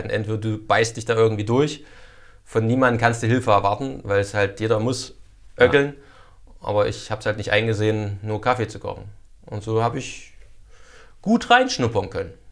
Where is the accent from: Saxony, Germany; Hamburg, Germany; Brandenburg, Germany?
Saxony, Germany; accent: Erzgebirge dialect; Ich so mein erzgebirgischer Dialekt, naja, ich hätte gern irgendwas mit Kinofilm und zu Babelsberg ist halt meins